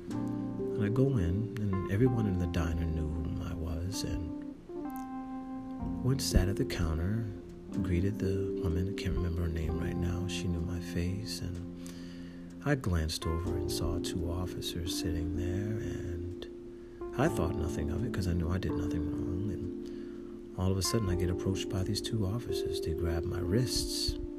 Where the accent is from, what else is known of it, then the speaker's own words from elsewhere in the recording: Irvington, New Jersey, United States; I'm from Irvington, New Jersey very close to Newark